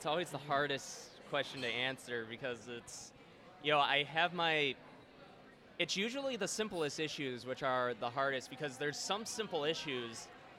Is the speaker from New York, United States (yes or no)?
yes; Buffalo, New York, United States; moved away as an adult; now in Florida, United States; Born and raised in Buffalo.